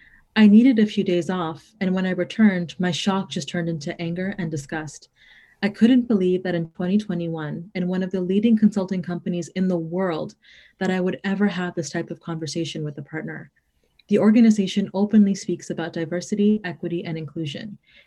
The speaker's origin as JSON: {"language": "English", "town": "Toronto", "region": "Ontario", "country": "Canada", "tie": "born or raised there", "said": "I was born and raised in Toronto."}